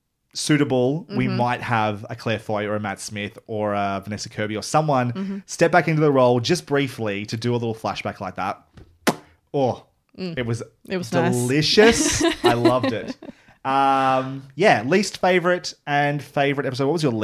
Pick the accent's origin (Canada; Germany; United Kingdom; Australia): Australia; I am looking at certain parts of this and like raising an eyebrow as an Australian.